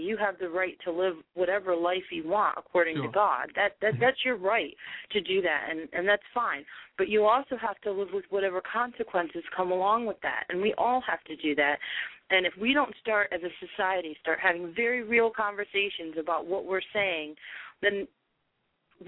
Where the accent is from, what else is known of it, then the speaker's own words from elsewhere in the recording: Key West, Florida, United States; I grew up in Key West, Florida